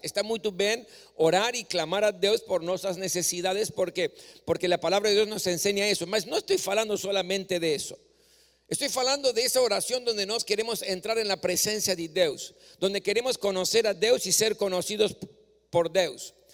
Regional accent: Córdoba, Argentina; moved away; moraba en la ciudad de Córdoba, donde yo nací, yo gustaba cuando, cuando era joven o adolescente, cuando tenía oportunidad, iba para el templo

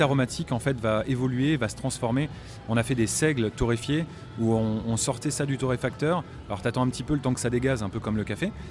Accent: Normandy, France; j'ai grandi en Normandie

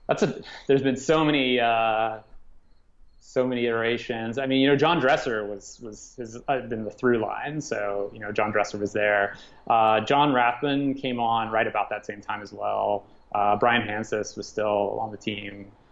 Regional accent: Midwest, United States; growing up in the Midwest during that era, you either wanted to play for Farside or you wanted to play for Aftershock.

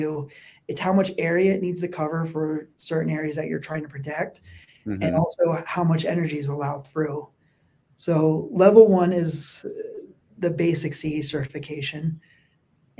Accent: Wind Gap, Pennsylvania, United States; accent: East Coast; moved away; I actually grew up in a small town called Windgap.

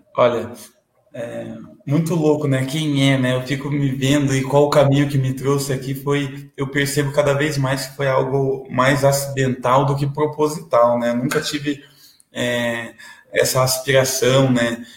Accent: Paraná, Brazil; also born or lived in São Paulo; Aqui no Paraná, eu fui batizado, eh, batizado, não foi registrado no cartório do lado do presídio, ali do AU e morei na é região metropolitana de Curitiba, Almirante Tamandaré, depois morei é 15 anos em Piraquara

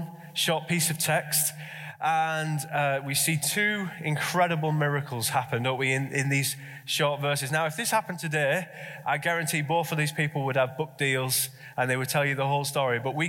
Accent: Redcar, North East England, United Kingdom; I grew up in Redcar

